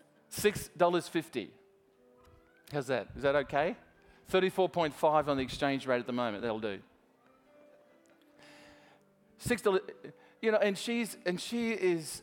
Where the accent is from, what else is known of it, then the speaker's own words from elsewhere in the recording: Australia; I'm Australian